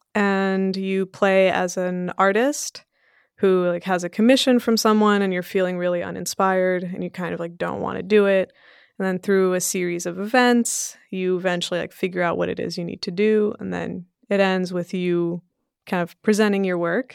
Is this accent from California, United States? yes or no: yes; Sunnyvale, California, United States; English is a second language; also born or lived in Belgium / Portugal; we moved to Sunnyvale, California when I was five years old